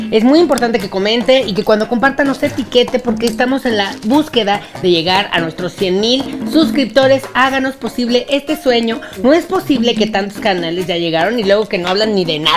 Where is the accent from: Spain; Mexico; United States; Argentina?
Mexico; vamos a estar, sí, demostrando que somos mexicanas